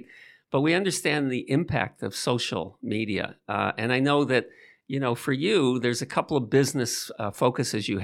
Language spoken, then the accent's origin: English; Toronto, Ontario, Canada; we're both from Toronto